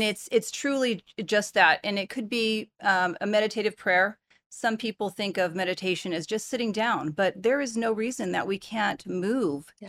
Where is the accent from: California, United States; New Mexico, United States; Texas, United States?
California, United States; Bay Area; moved away; also born or lived in Portland; I'm from the Bay Area